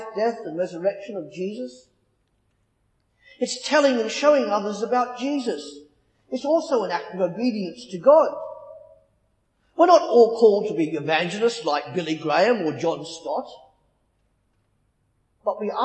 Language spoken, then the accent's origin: English; Australia; moved away as an adult; now in England; Growing up in Australia, I was raised by my parents